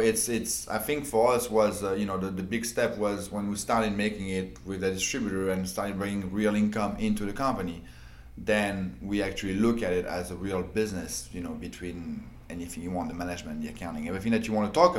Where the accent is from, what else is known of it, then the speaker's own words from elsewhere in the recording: France; moved away as an adult; now in United States; I moved from France. I was 21